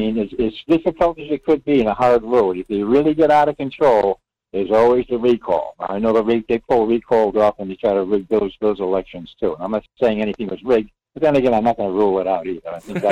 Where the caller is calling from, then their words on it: Rhode Island, United States; in Rhode Island.